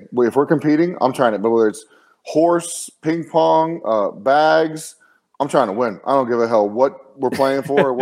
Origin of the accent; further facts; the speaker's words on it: New Mexico, United States; moved away; also born or lived in Chicago; I grew up in New Mexico, so we didn't have hockey where I grew up.